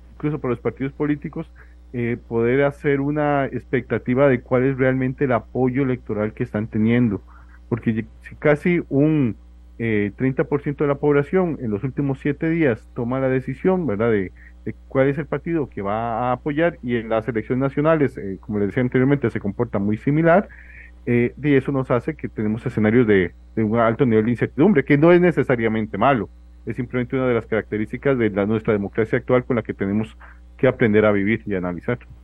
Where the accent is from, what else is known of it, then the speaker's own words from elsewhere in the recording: Alajuela, Costa Rica; yo, soy de Alajuela, yo voto en Alajuela